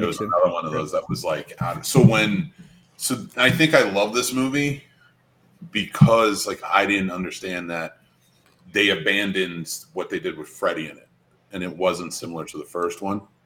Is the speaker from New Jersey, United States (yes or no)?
yes; New Jersey, United States; I'm from Jersey